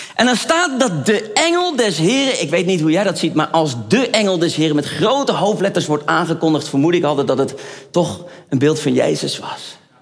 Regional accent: Netherlands; ik ben een echte Hollander

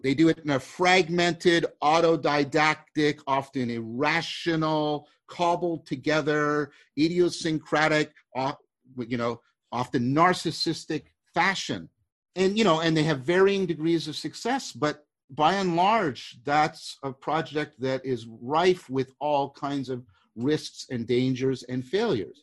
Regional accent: Canada; I'm a Canadian

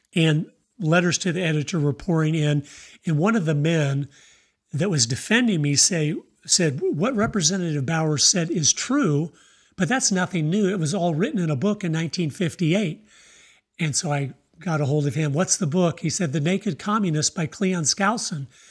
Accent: Tampa, Florida, United States; moved away; also born or lived in Idaho; I was born in Tampa, Florida

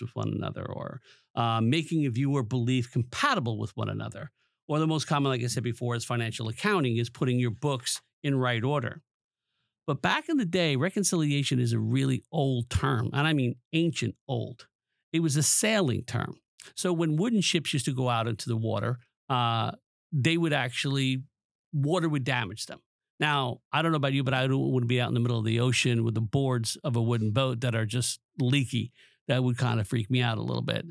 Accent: Long Island, New York, United States; moved away as an adult; also born or lived in New Jersey; I grew up on Long Island from a, parents of immigrants

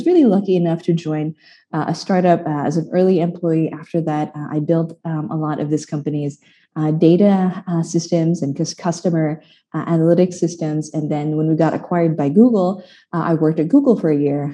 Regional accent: Philippines; moved away; also born or lived in San Francisco; I'm from the Philippines

